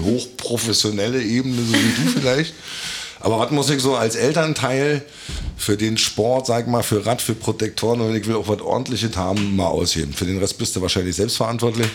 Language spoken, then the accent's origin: German; Rügen, Mecklenburg-Vorpommern, Germany; now in Berlin, Germany; Ich bin ja auch Rüganer